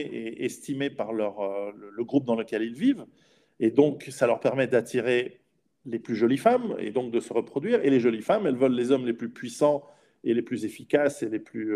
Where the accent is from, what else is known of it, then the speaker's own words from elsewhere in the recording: Switzerland; je suis en, en Suisse, je suis suisse